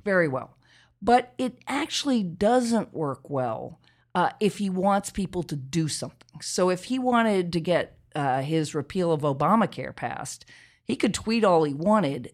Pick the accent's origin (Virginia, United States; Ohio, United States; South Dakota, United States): Virginia, United States; Charlottesville; I grew up in Charlottesville, Virginia